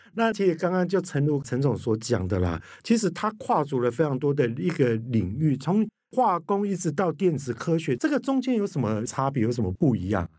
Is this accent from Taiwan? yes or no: yes; Kaohsiung, Taiwan; 寿山动物园，我跟你讲到我的故乡欸